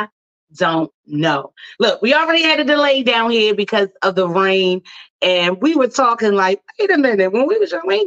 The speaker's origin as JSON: {"language": "English", "town": "Baltimore", "region": "Maryland", "country": "United States", "tie": "born or raised there", "said": "Baltimore, Maryland, my hometown"}